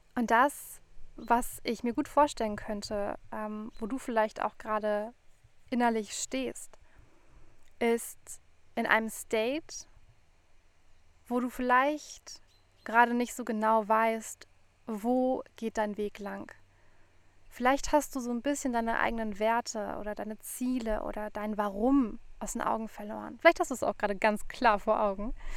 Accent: Frankfurt, Hesse, Germany; moved away; zurück in meine Heimat gefahren, nach Frankfurt

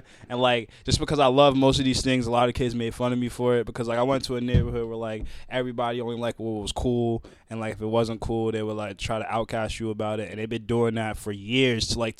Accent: New London, Connecticut, United States; moved away as an adult; also born or lived in Groton, Connecticut; now in Boston, United States; I'm like, nah, I came here to live in Boston. I'm helping Boston, but I'm originally from New London, Connecticut, and that's my home.

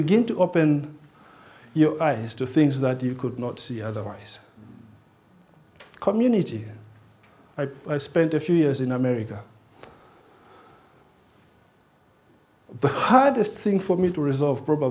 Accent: Malawi; moved away as an adult; also born or lived in Switzerland; growing up in Malawi, you don't know what it means to be rich.

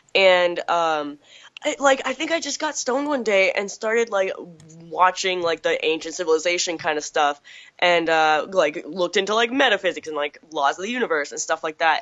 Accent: Chatham, Massachusetts, United States; I grew up in Chatham

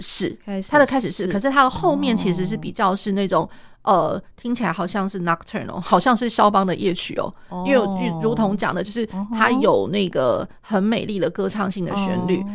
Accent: Taiwan; 我们台湾这边的话

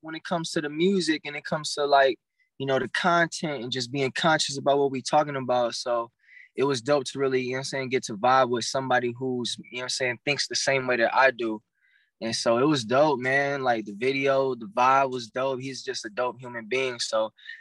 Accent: Grand Rapids, Michigan, United States; I'm from the Midwest. Shout out to anybody from the Midwest, from Grand Rapids, Michigan

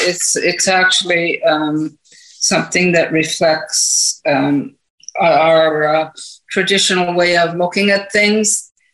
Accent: Canada; There's also, as a Canadian Governor General, I have to look at the diversity of the country.

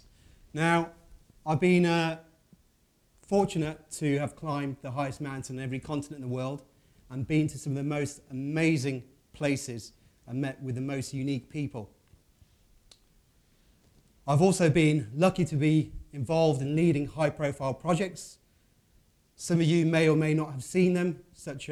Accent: Midlands, United Kingdom; I'm from the Midlands in the UK

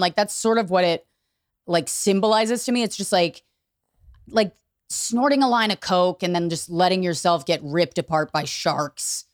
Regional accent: outside DC, Virginia, United States; I grew up in Virginia

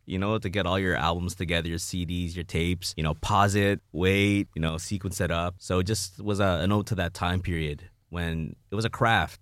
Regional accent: Toronto, Ontario, Canada; I'm from Jane and Finch

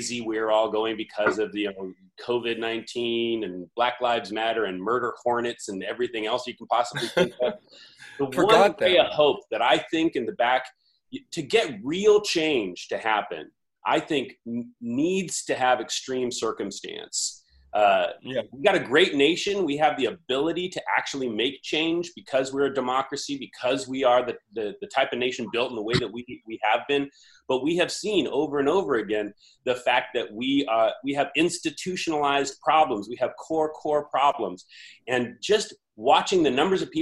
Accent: Campbell, California, United States; also born or lived in Sacramento; born and raised in the Bay Area, South Bay specifically

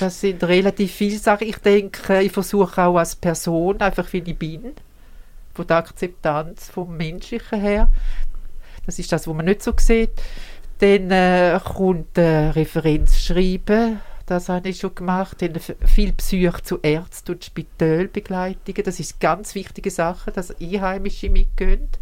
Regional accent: Switzerland; als Schweizerin und mindestens halbe Schweizer

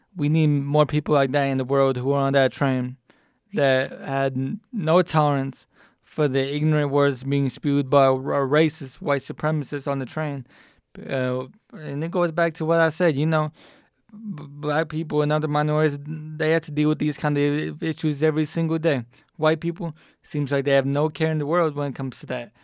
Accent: Atlanta, Georgia, United States; I'm from Atlanta where it's a predominantly African-American city

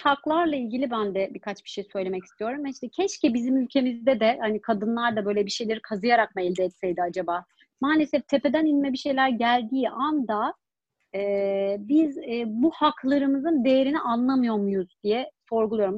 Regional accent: Germany; Ben Almanya'da doğdum

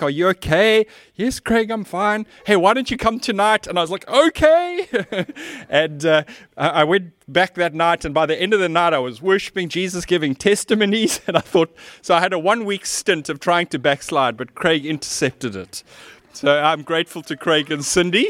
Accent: Cape Town, Western Cape, South Africa; As a teenager, I grew up in Seapoint

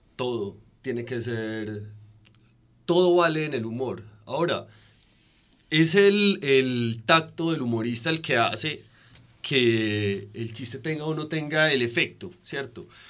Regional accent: Colombia; uno se asume como colombiano

